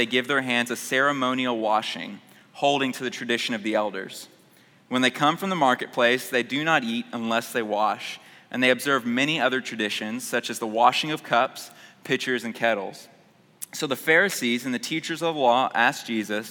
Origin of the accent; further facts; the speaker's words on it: Houston, Texas, United States; I grew up in North Houston, and went to Earhart Elementary